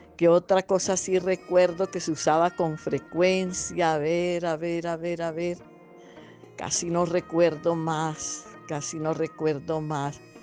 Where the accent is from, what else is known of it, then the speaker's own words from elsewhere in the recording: Armero, Tolima, Colombia; en mi tierra, en Armero